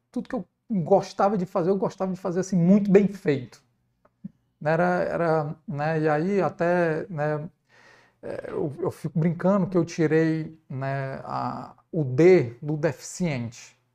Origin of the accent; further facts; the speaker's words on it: Ceará, Brazil; Preconceito de ser cearense? É, não, e nem foi nem foi por ser nordestino, não.